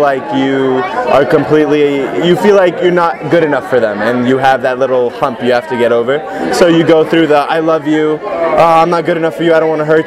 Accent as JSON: {"language": "English", "area": "the Valley", "region": "California", "country": "United States", "tie": "born or raised there", "said": "I was born and raised in California, in the Valley"}